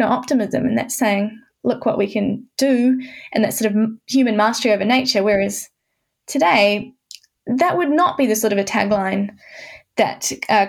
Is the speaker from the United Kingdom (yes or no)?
no; New Zealand; moved away as an adult; also born or lived in Canterbury, New Zealand; now in Hobart, Australia; I'm from New Zealand. I was in Canterbury before coming to Tasmania.